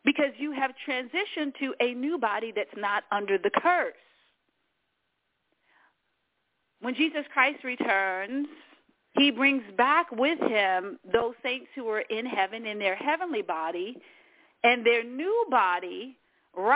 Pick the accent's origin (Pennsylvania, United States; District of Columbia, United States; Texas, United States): District of Columbia, United States; Washington; also born or lived in New York City; I was born in Washington, D.C., which is the capital of the United States of America.